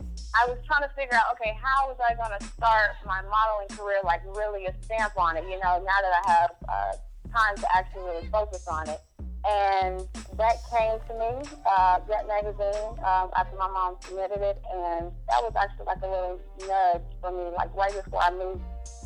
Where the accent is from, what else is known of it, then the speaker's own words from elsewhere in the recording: Nashville, Tennessee, United States; they're from my hometown, Nashville